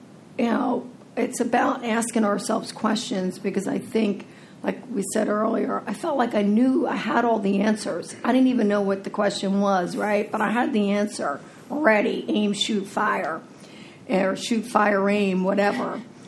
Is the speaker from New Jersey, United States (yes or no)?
yes; New Jersey, United States; also born or lived in Philadelphia / Florida; I'm from Jersey, right? And Philly. Florida, Philly, you know, I got the whole map covered here.